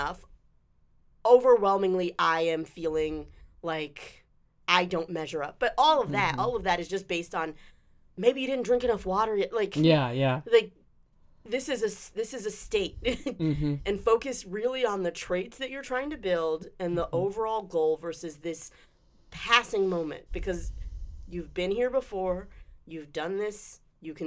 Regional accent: Charlotte, North Carolina, United States; also born or lived in Durham, North Carolina; I grew up in Charlotte.

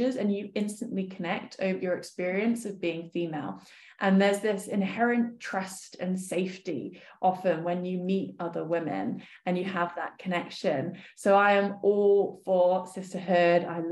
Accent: Poole, South West England, United Kingdom; I grew up in Dorset

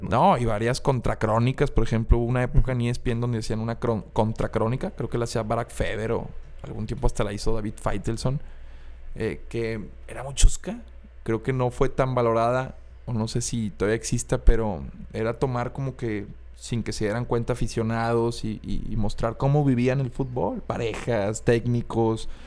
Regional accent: Mexico; como mexicanos

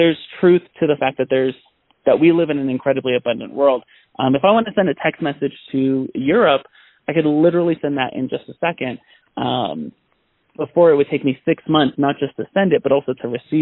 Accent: San Bernardino, California, United States; I grew up in Southern California in San Bernardino, one of the most impoverished cities in Southern California.

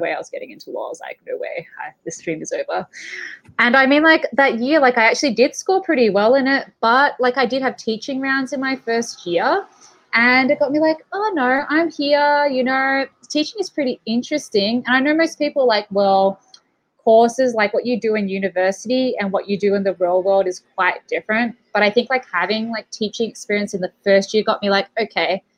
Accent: Melbourne, Victoria, Australia; moved away; I'm from Melbourne, Australia, originally.

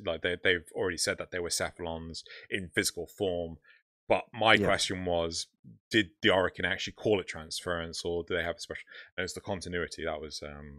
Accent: United Kingdom; we're British.

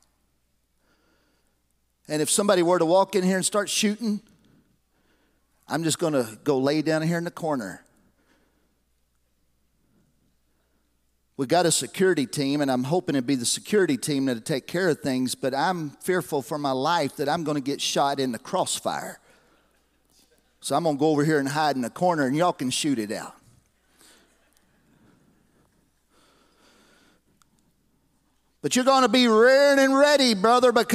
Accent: Lexington, United States; We lived in different places, but from 1972 on until about when I got married in 1985, I grew up right here in Lexington, running the streets of Lexington

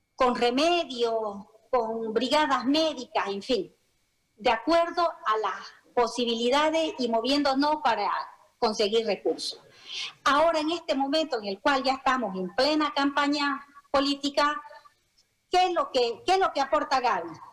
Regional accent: Bolivia; los bolivianos

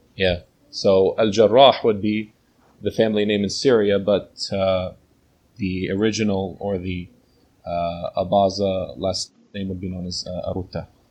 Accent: New Jersey, United States; I was born here in uh, New Jersey, in the USA.

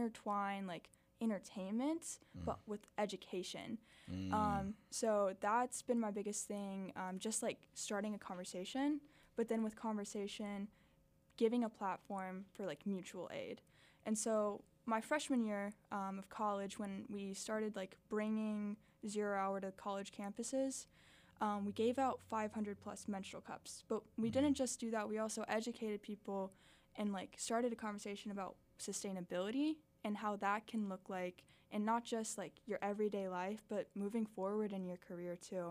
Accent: Miami, Florida, United States; now in Arkansas, United States; growing up in Miami

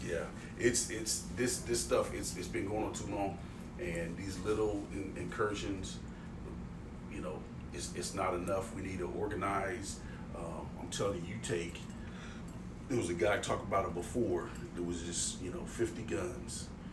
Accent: Richmond, Indiana, United States; people that from my hometown, like they'll go to gym

